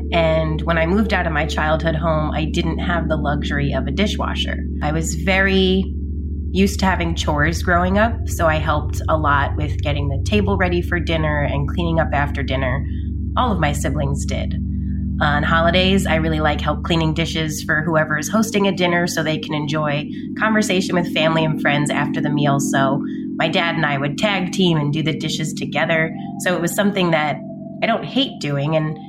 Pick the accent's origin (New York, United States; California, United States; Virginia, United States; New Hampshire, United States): New York, United States; now in Queens, United States; I live in Queens, New York. I'm originally from Long Island, New York.